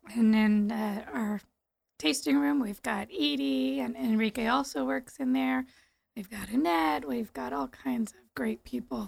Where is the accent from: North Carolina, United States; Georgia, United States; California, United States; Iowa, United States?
California, United States; San Bruno; I grew up in San Bruno